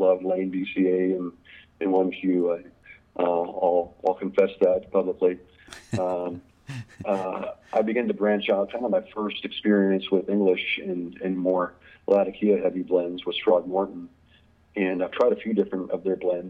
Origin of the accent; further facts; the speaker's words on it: Des Moines, Iowa, United States; also born or lived in Eugene, Oregon / Bentonville, Arkansas; now in Cedar Rapids, United States; I was born in Des Moines, Iowa, and grew up there through high school